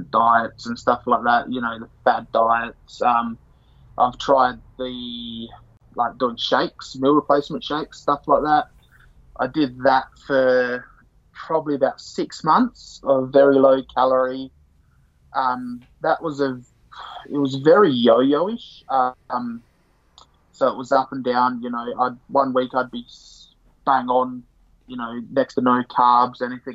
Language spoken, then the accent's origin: English; Adelaide, South Australia, Australia; I'm from Adelaide. I'm 27 years old. Been in Adelaide all my life. I've never actually left South Australia. Born, raised here.